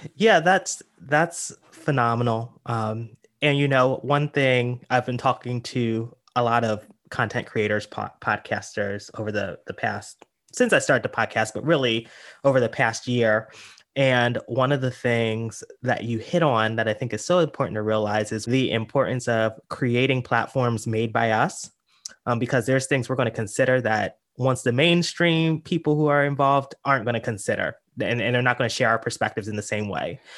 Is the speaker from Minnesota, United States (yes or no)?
no; York, Pennsylvania, United States; moved away; I'm actually from a small town in Pennsylvania, York, Pennsylvania